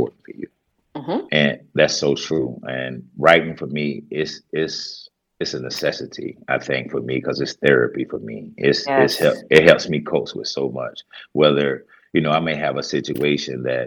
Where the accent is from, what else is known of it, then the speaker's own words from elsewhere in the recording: Greenville, South Carolina, United States; I'm from Greenville, South Carolina. I was born and raised here